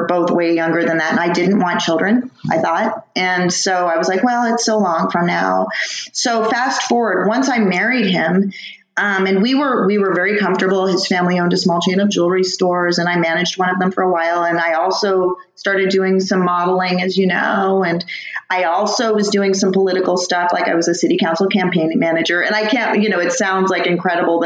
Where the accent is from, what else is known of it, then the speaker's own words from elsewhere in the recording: Tustin, California, United States; Tustin, and my parents still actually live there. Yeah, so Orange County, right in the middle of Orange County